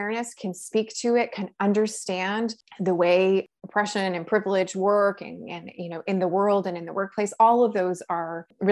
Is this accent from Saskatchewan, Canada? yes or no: no; Toronto, Ontario, Canada; moved away as an adult; now in Ottawa, Canada; I am someone who was born and raised in Toronto